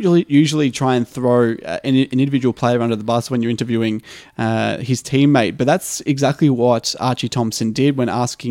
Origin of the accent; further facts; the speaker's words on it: Australia; I've grown up as an Australian sports fan and always been a part of that culture